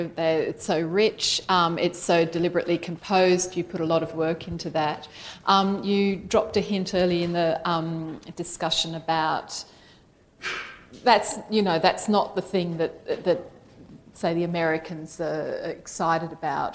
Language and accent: English; Australia